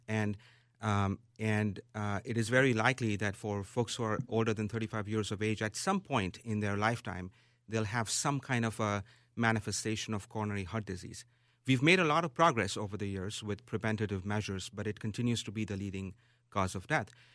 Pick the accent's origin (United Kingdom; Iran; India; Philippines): India; Mumbai, Maharashtra; moved away as an adult; now in Minneapolis, United States; It is my hometown.